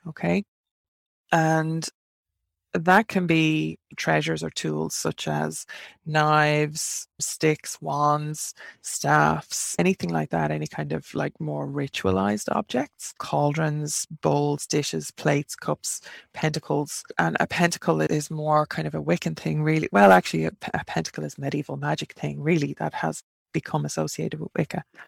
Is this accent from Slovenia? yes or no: no; Ireland; accent: Irish; an Irish three and witch living in Ireland, in case you can't tell from the accent.